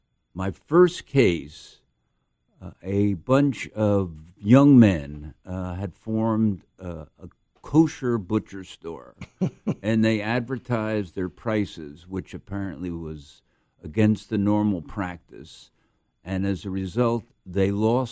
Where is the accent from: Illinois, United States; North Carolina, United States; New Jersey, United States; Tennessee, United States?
New Jersey, United States; Perth Amboy; also born or lived in Maplewood; born and raised in Perth Amboy, New Jersey. Not many people can say that.